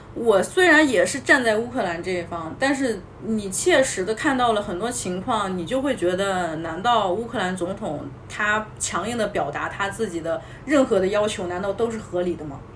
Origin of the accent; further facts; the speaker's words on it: China; 我们身为这么一个中国人的这么一个身份